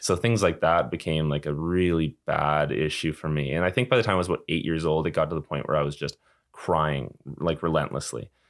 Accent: Calgary, Alberta, Canada; I came from Calgary

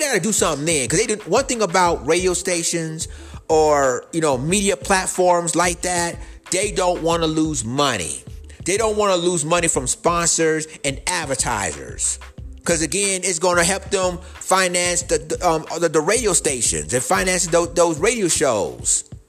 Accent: United States; We as American freemen and as foundational black Americans

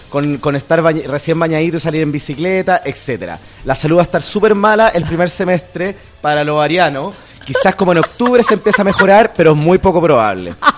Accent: Chile; yo también soy chileno

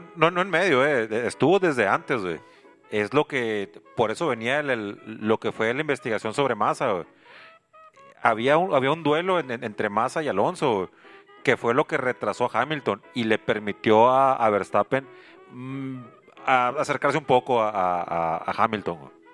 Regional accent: Mexico; Yo soy mexicano

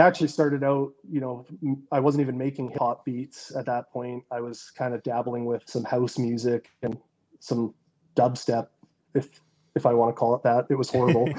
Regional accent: west coast of Canada, British Columbia, Canada; the town I grew up in in Canada on the west coast, like not a big city by any means. Like I think you know less than two hundred thousand people

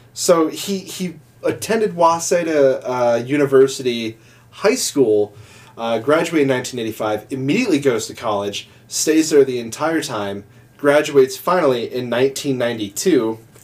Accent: Midwest, United States; because we're from the Midwest.

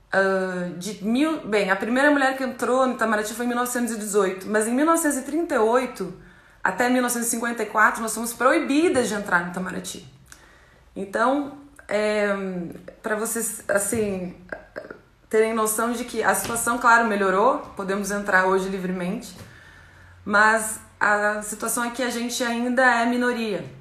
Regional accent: Chapecó, Santa Catarina, Brazil; also born or lived in Manhattan, Kansas, United States / El Salvador / Rome, Italy; now in Cairo, Egypt; Nasci em Chapecó, Santa Catarina é, interior do estado

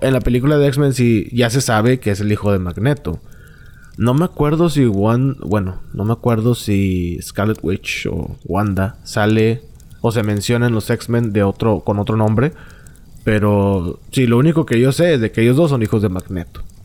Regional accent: Monterrey, Nuevo León, Mexico; accent: norteño; yo soy norteño y tengo mi manera de hablar curiosa para ellos

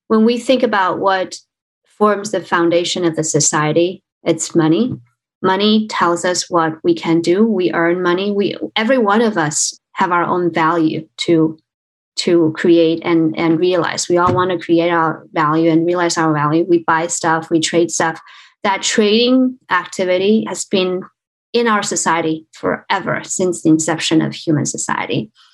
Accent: China; moved away; I was born in China. I grew up in China

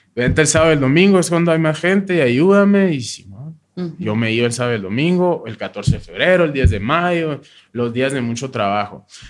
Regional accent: Hermosillo, Sonora, Mexico; now in Agua Prieta, Mexico; Yo nací en Hermosillo, en el 87

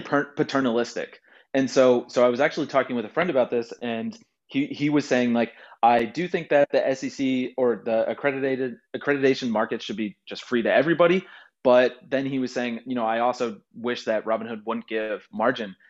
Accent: Houston, Texas, United States; I grew up in Houston near the NASA Space Center.

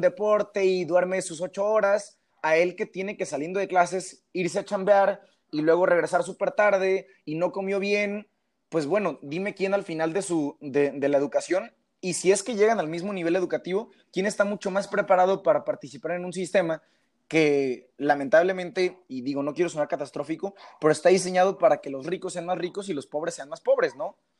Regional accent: Mexico; somos los mexicanos

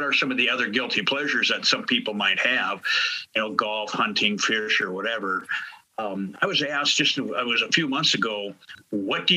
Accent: South Dakota, United States; moved away as an adult; also born or lived in Minneapolis, Minnesota; now in St. Louis, United States; I was born in Minneapolis, raised in South Dakota, moved to St. Louis in 1988

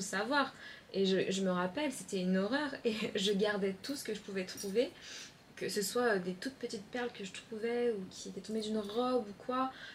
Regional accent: Chaponost, near Lyon, Auvergne-Rhône-Alpes, France; moved away; also born or lived in Paris; je viens de Chaponais, côté de Lyon, entre deux champs et trois vaches

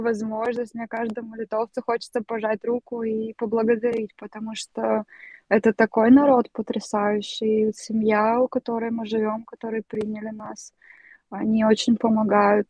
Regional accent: Russia; also born or lived in Kyiv, Ukraine / China / Beirut, Lebanon; now in Lithuania; по акценту все равно слышно, что я не из Украины

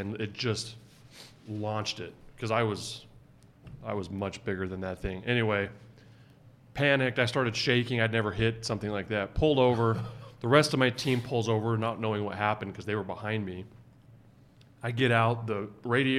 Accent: Arizona, United States; now in Utah, United States; I grew up in Arizona where there's deer

